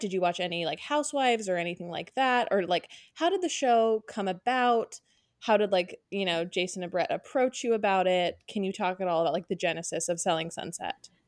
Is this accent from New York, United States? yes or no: no; Orange County, California, United States; we're both from Orange County, we grew up there